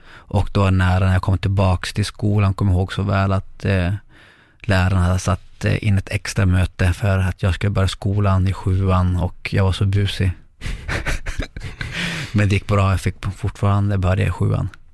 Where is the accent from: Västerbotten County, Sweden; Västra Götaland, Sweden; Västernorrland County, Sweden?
Västerbotten County, Sweden; Lycksele; moved away as an adult; also born or lived in Chile / Sundsvall; vi hamnade i Lycksele och där är jag uppväxt till jag var 17 år, 18.